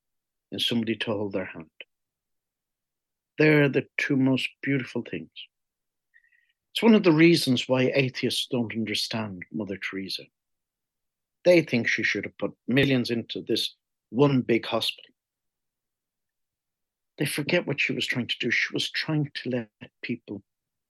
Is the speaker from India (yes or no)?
no; Ireland; moved away; I'm Irish